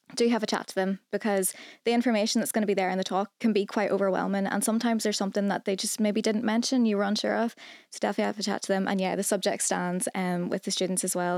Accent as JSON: {"language": "English", "region": "Northern Ireland", "country": "United Kingdom", "said": "I'm from Northern Ireland"}